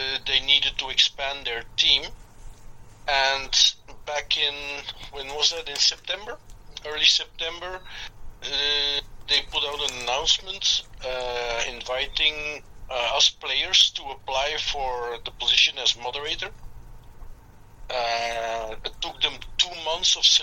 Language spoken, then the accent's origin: English; Belgium; moved away as an adult; now in Peru; I'm just a Belgian guy. I was born and raised in Belgium, and 10 years ago, I moved to Peru because I married a Peruvian